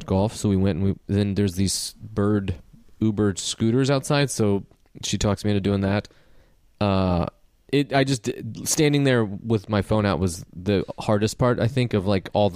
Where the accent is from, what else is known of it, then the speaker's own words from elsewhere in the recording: Benton, Illinois, United States; moved away; the most expensive house in my hometown today is probably $300,000